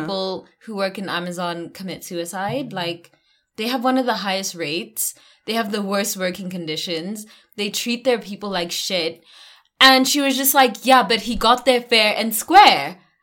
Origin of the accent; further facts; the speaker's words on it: South Africa; I'm South African